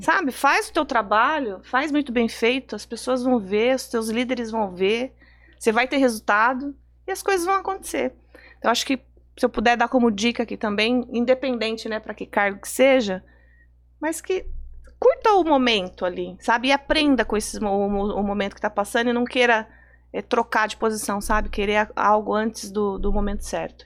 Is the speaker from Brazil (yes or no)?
yes; Sorocaba, São Paulo, Brazil; moved away as an adult; now in São Paulo, Brazil; a gente é de Sorocaba, né, do interior de São Paulo